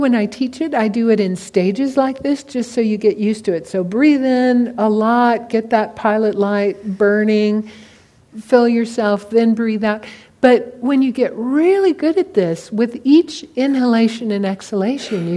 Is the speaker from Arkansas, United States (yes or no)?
no; California, United States; I'm from California, I'm an old hippie